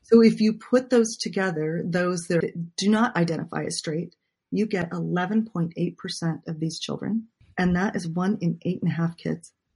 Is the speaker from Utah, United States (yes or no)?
yes; Utah, United States; I grew up in Utah.